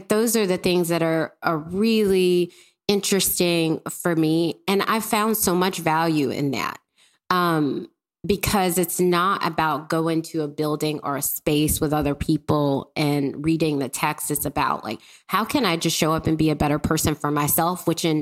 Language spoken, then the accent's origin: English; Mississippi, United States; I grew up in Mississippi.